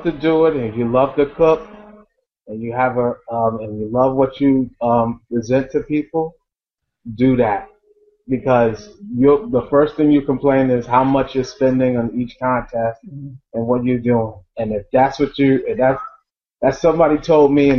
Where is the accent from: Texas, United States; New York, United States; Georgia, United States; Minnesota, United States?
New York, United States; New York City; we're from Staten Island